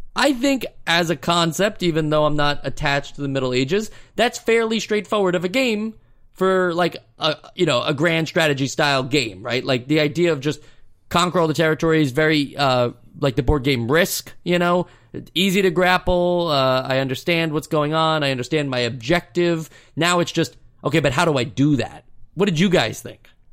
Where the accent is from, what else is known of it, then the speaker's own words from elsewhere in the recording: United States; being an American.